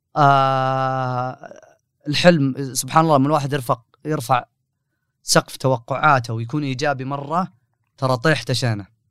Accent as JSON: {"language": "Arabic", "town": "Riyadh", "region": "Riyadh Province", "country": "Saudi Arabia", "said": "انا من حكم اني من اهل الرياض وجالس في الرياض"}